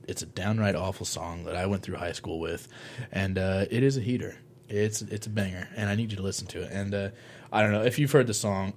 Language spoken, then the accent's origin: English; Monticello, Illinois, United States; my hometown of Monticello